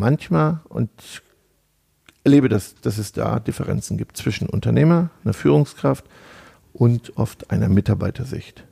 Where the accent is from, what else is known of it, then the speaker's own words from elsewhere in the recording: North Rhine-Westphalia, Germany; wir kommen ja aus Ostwestfalen